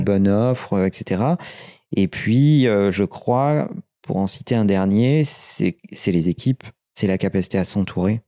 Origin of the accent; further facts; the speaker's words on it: Limoges, Nouvelle-Aquitaine, France; moved away as an adult; now in Paris, France; Je suis né à Limoges, on a démarré à Limoges, le siège français reste à Limoges